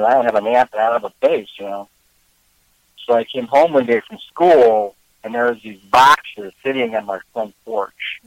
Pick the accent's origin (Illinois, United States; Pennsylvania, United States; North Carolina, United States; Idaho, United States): Illinois, United States; Chicago; moved away as an adult; also born or lived in Oregon / Vermont; I was born in Chicago. Um, lived here for most of my life